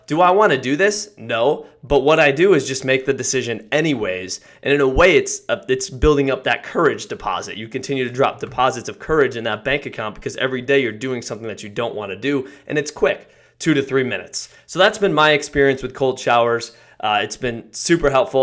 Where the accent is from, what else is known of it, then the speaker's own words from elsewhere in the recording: Connecticut, United States; I grew up in Connecticut